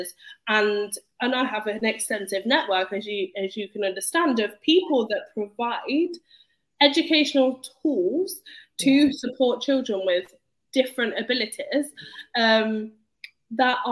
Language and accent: English; Leicester, East Midlands, United Kingdom; I was brought up in Leicester